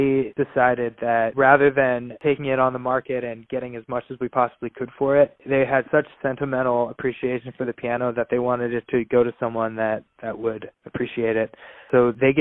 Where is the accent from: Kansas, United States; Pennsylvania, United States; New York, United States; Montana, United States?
Pennsylvania, United States; Pittsburgh; growing up in Pittsburgh